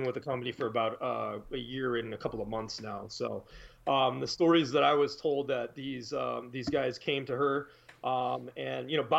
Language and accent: English; East Coast, United States; also born or lived in upstate New York; now in Wisconsin, United States; I'm actually from the East Coast originally